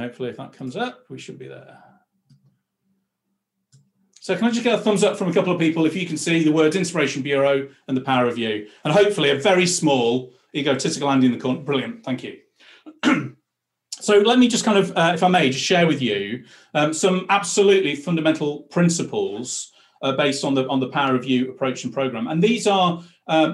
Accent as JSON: {"language": "English", "town": "Blackpool", "region": "North West England", "country": "United Kingdom", "tie": "born or raised there", "moved": "as an adult", "said": "When I was a kid growing up in Blackpool"}